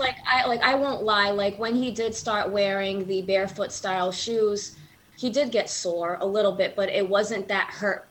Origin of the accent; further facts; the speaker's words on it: New Bedford, Massachusetts, United States; also born or lived in Arizona; Born and raised in uh, New Bedford, Massachusetts